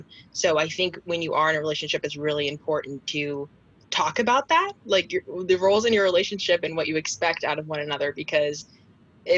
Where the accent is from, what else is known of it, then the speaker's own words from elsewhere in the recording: Gainesville, Virginia, United States; I am 21 years old. I'm from Gainesville, Virginia